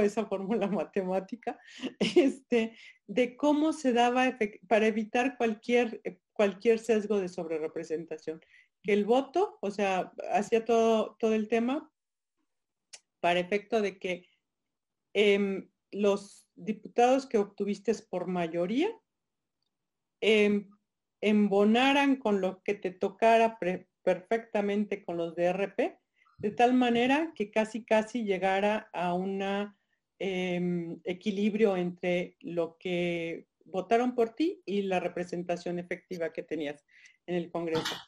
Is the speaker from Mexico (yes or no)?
yes; Guanajuato, Mexico; voy a traer mi estado, soy guanajuatense, siempre lo pongo por delante.